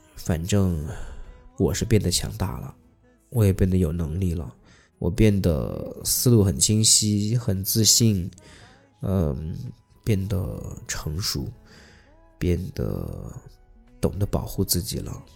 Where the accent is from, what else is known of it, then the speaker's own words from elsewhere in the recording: southern China, China; 因为我们在南方嘛